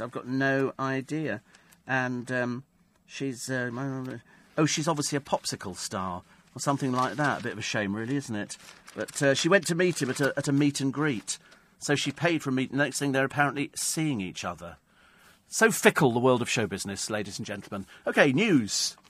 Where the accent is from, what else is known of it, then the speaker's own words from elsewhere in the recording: United Kingdom; Because we're British. We're British.